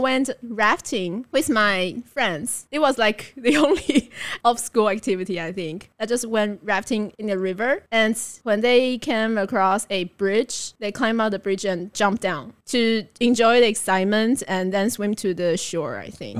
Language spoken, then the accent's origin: English; Taipei, Taiwan; also born or lived in Delta, Colorado / Beijing; I was born and raised in Taipei